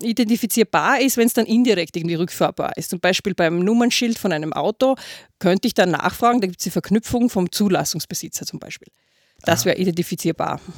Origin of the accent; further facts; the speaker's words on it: Austria; bei uns in Österreich